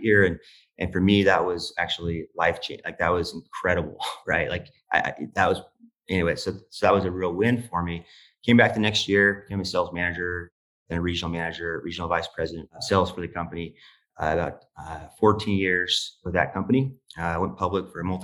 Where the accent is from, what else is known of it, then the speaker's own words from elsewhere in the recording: Utah, United States; I'm from Utah, a very small town, about 2,000 people population base. I grew up in a, very blue collar home.